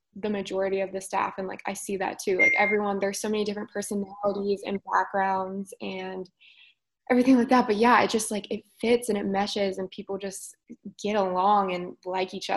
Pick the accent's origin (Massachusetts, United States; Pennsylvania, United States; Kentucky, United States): Kentucky, United States; Northern; also born or lived in Cincinnati, Ohio; I'm just as much from Cincinnati as I am from Northern Kentucky